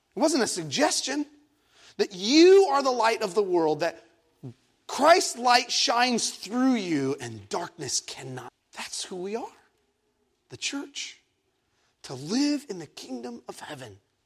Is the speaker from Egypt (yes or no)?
yes; Egypt; now in San Diego, United States; I was born in Egypt